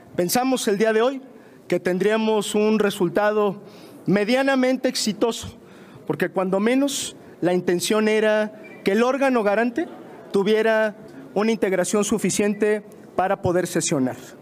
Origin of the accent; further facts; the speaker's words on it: Mexico; como mexicano